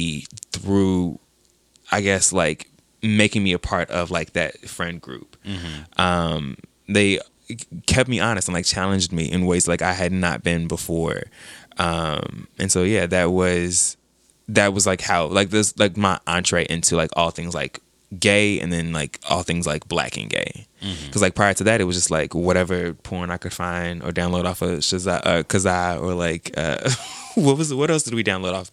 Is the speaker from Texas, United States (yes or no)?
yes; Dallas, Texas, United States; moved away; also born or lived in Cape Girardeau, Missouri; I was born in Cape Girardeau, Missouri, which is like a really, really small town right on the Mississippi River. My mom was born there. My dad lived there. And she left with the mindset of like, this ain't it. Yeah. So she went to Dallas, raised us in Dallas